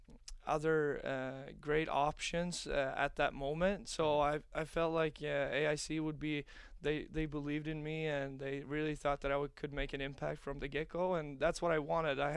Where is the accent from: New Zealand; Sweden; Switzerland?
Sweden; Gothenburg, Västra Götaland; moved away as an adult; also born or lived in Omaha, United States; now in United States; It's my hometown team